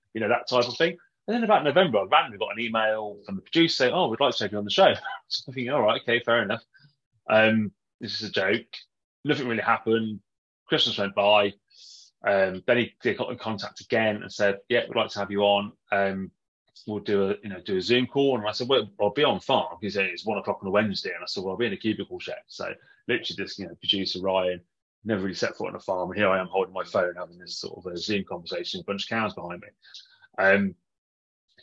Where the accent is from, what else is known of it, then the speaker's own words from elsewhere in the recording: Warwickshire, West Midlands, United Kingdom; moved away as an adult; also born or lived in New Zealand; growing up in Warwickshire